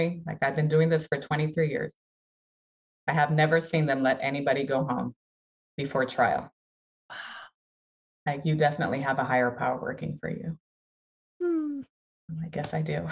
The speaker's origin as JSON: {"language": "English", "country": "Brazil", "moved": "yes", "lives_now": "United States", "said": "I'm from Brazil. My whole family was in Brazil."}